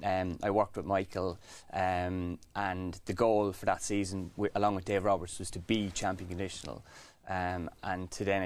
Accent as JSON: {"language": "English", "town": "The Curragh", "region": "County Kildare", "country": "Ireland", "tie": "born or raised there", "said": "On the Curragh. My dad was a trainer, a jockey first, then a trainer. So it was in my blood."}